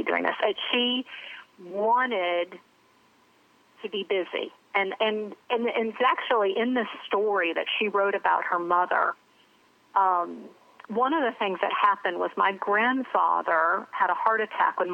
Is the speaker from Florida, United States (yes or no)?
no; Charlotte, North Carolina, United States; I grew up in Charlotte, North Carolina.